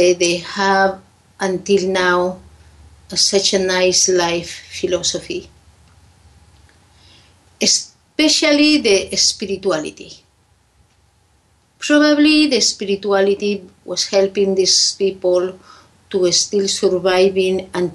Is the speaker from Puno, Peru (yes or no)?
yes; Lake Titicaca, Puno, Peru; English is a second language; from where I come is the High Andes, the Lake Titicaca. I grew up there. I born there.